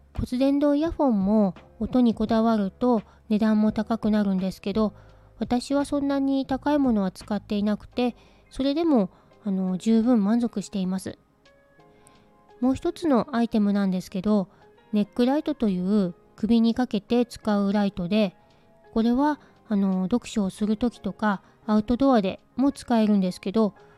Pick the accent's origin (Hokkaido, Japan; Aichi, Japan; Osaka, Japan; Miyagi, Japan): Hokkaido, Japan; 私は北海道出身なんですけど